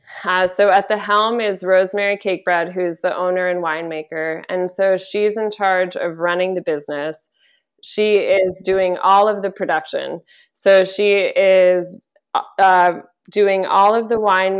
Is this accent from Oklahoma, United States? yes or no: no; St. Helena, California, United States; moved away; I am from St. Helena. I chose to move home with great intention